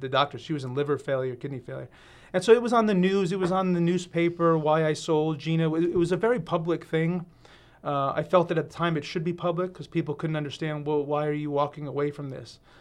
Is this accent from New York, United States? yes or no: yes; Westchester, New York, United States; moved away as an adult; now in Southern Oregon, United States; from Westchester, New York